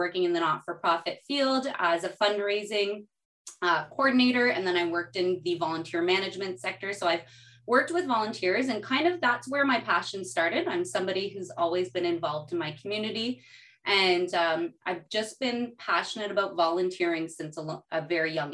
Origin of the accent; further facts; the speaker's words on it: Canada; also born or lived in Burkina Faso; I'm a Canadian mom. I'm a Portuguese Canadian mama.